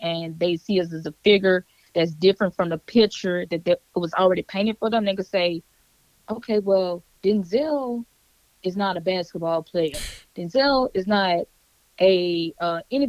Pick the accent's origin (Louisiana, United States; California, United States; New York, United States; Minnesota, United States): Louisiana, United States; Baton Rouge; moved away; I'm from Baton Rouge, Louisiana, born and raised